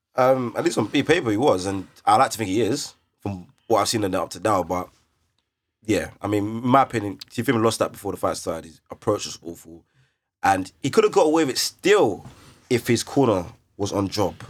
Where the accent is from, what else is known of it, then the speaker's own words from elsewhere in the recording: London, United Kingdom; we're from London, we know how to handle the Kent white boys, Essex white boys